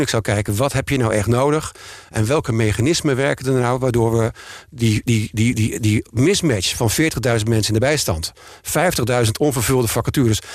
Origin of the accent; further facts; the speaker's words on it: Emmer-Compascuum, Drenthe, Netherlands; moved away as an adult; now in Amsterdam, Netherlands; Ik ben geboren in Emmen Compascu en ben hier naartoe gekomen naar mijn studie.